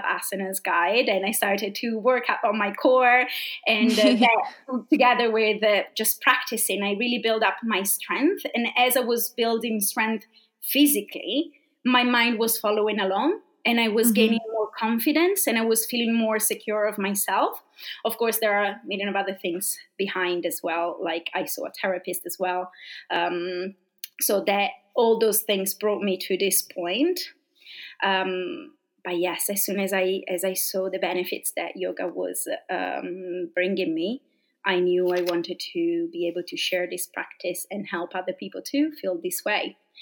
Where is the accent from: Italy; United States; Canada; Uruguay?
Italy; accent: Italian speaking English accent; English is a second language; moved away as an adult; now in London, United Kingdom; I'm coming from a very small place in Italy, a very, very, very small village. Where actually I used to live is so small